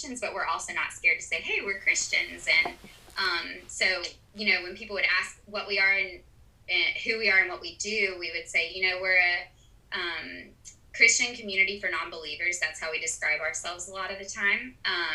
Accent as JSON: {"language": "English", "town": "Auburn", "region": "Alabama", "country": "United States", "moved": "as an adult", "lives_now": "Uruguay", "said": "I come from Auburn, Alabama"}